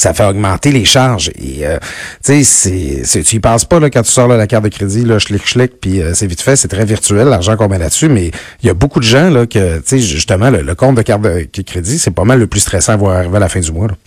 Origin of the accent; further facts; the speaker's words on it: Quebec, Canada; j'ai été élevé au Lac-Saint-Jean, on n'avait pas de Steinberg